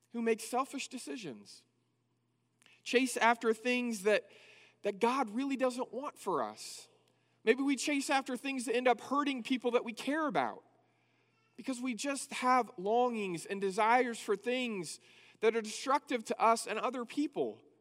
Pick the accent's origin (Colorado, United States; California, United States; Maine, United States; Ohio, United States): California, United States; Northern; moved away as an adult; now in Abilene, United States; I first moved from Northern California here to Abilene to go to school